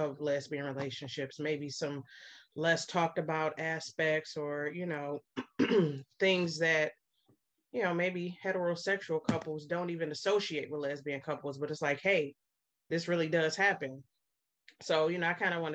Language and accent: English; Cleveland, Ohio, United States; I am from Cleveland. I've been here all my life